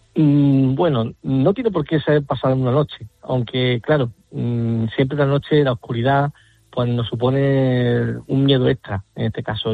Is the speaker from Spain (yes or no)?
yes; Alcaudete, Andalusia, Spain; mi tierra, el cementerio histórico de Alcaudete